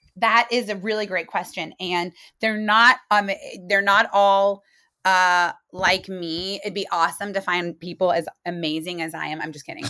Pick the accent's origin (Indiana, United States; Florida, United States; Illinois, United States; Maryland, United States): Indiana, United States; Muncie; moved away as an adult; also born or lived in New York City; I'm from Muncie, Indiana